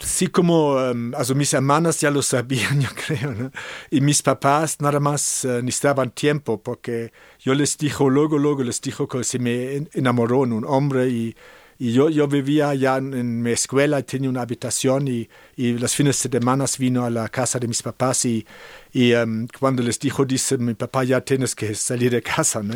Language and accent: Spanish; Cologne, North Rhine-Westphalia, Germany; Spanish is a second language; moved away as an adult; also born or lived in San Francisco; now in San Miguel de Allende, Mexico; yo soy alemán, yo nací en Colonia, Alemania